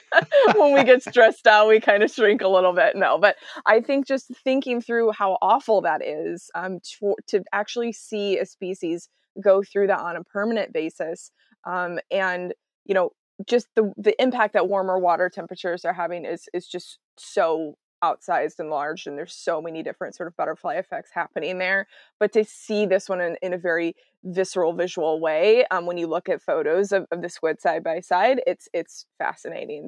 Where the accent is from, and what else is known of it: Texas, United States; now in Seattle, United States